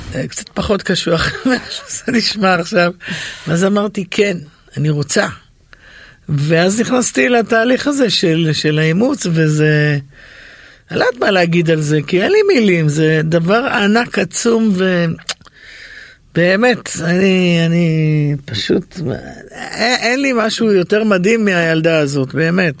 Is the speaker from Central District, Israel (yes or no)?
yes; Yehud, Central District, Israel; הייתה בין הראשונות ביהוד שהייתה לי את המערכת הזאת